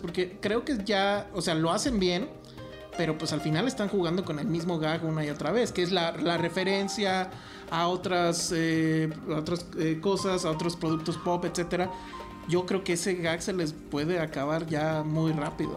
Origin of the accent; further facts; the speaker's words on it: Mexico; como público mexicano